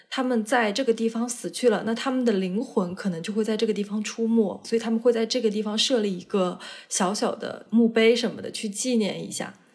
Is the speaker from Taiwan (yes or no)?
no; China; 我们中国人也有这样的思想